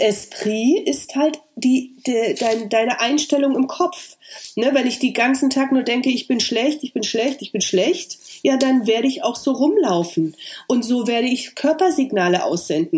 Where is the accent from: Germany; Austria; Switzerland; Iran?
Germany; East Germany; meine Unsicherheit als Ossi